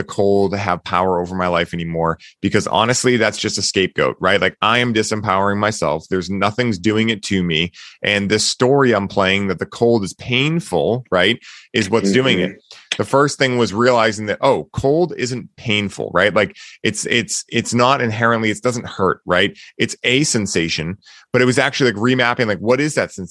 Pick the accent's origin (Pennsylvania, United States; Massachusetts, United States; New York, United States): Massachusetts, United States; Boston; I grew up in Boston. I've lived here my whole life.